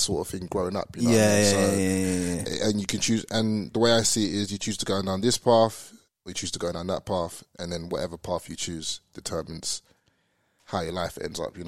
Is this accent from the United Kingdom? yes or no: yes; Luton, East of England, United Kingdom; moved away as an adult; also born or lived in Brixton, London; now in Australia; So they moved us to Luton. That's where we pretty much grew up most of our lives